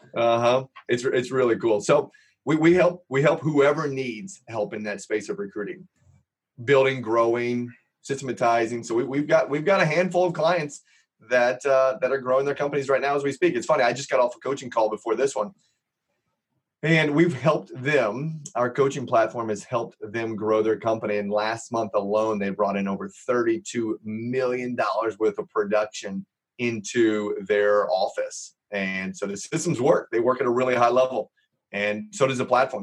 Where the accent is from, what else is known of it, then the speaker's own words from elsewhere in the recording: Los Angeles, California, United States; also born or lived in Indiana; I grew up in Los Angeles